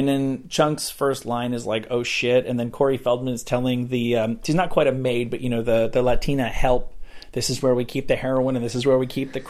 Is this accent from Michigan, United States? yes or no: no; Rutherford, New Jersey, United States; Rutherford, New Jersey, right outside of New York City.